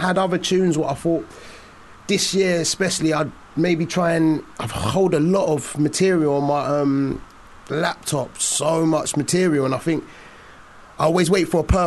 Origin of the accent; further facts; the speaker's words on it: London, United Kingdom; Walthamstow, East London